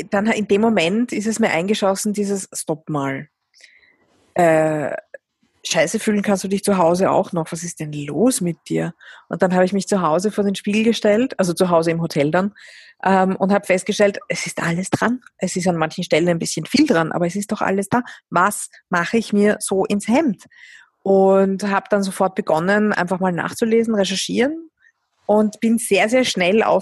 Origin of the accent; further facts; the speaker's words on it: Vienna, Austria; ich bin jahrelang durch Wien gelaufen, meine Heimatstadt